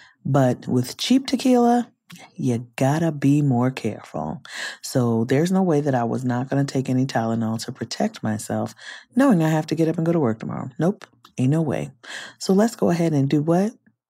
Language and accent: English; Compton, California, United States; growing up in Compton in the 90s.